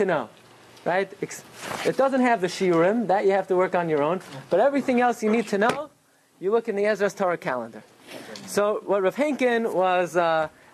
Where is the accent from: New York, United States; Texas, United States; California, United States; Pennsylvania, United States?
New York, United States; Brooklyn; I grew up in Brooklyn